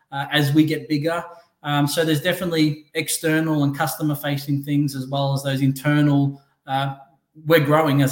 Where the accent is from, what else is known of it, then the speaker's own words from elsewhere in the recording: Australia; moved away as an adult; now in Newport Beach, United States; I'm Australian, born in Australia. Came to Orange County, Newport Beach, five, almost 6 years ago with my wife.